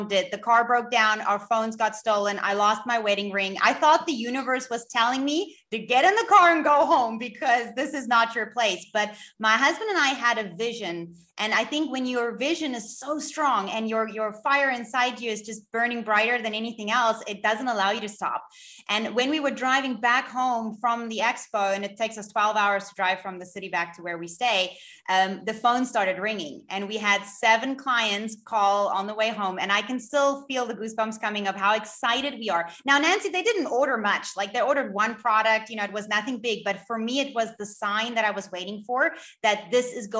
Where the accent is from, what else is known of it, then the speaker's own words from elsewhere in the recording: Cape Town, Western Cape, South Africa; I am from Cape Town in South Africa